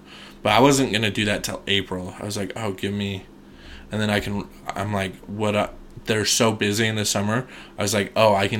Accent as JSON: {"language": "English", "town": "Shelley", "region": "Idaho", "country": "United States", "tie": "born or raised there", "said": "I'm from Shelley"}